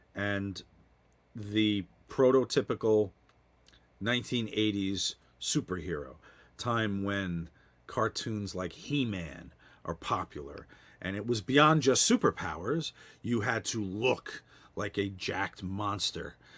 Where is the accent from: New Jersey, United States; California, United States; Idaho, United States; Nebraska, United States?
New Jersey, United States; I grew up in New Jersey